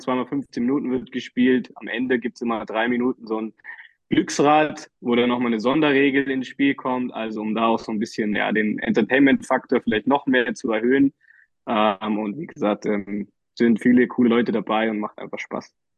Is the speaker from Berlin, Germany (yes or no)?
yes; Berlin, Germany; ich als äh, Berliner Junge